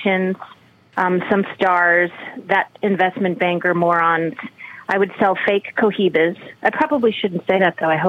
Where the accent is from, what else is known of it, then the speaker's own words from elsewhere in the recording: Revere, Massachusetts, United States; moved away as an adult; also born or lived in New York; now in Los Angeles, United States; I was born in Revere, Massachusetts, land of very big hair and Guidos and Guidettes